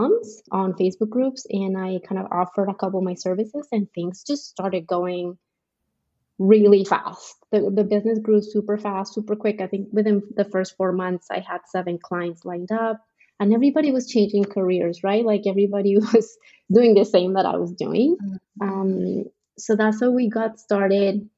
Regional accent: Colombia; moved away as an adult; now in Frisco, United States; I am from Colombia. That's in South America, not the state, in case you're wondering. I've been in the States for, it's going to be 10 years now.

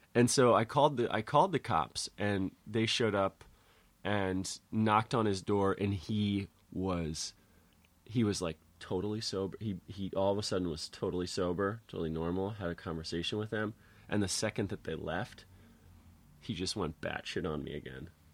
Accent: Connecticut, United States; moved away; also born or lived in Santa Cruz; I'm from Connecticut

